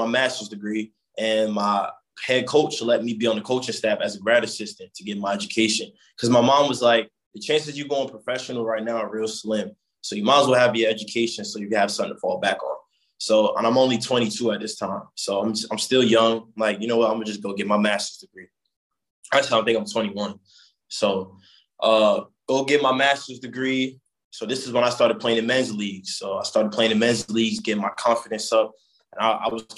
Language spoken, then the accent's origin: English; Jersey City, New Jersey, United States; I grew up in Jersey City